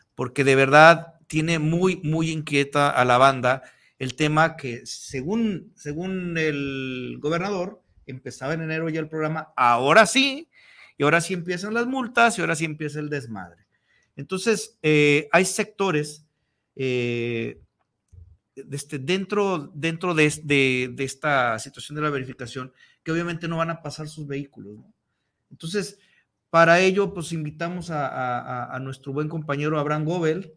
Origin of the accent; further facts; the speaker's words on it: Mexico; somos hermanos mexicanos